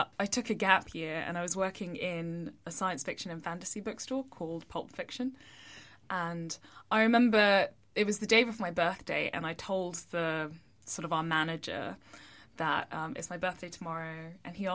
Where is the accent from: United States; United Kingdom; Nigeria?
United Kingdom; England